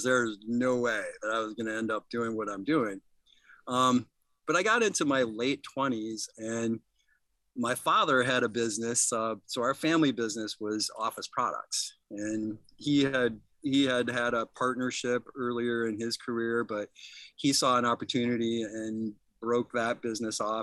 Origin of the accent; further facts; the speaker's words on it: Midland, Michigan, United States; I'm a hometown boy. I was born here in Midland. My father was in business on Main Street when I was a young lad, so I kind of grew up downtown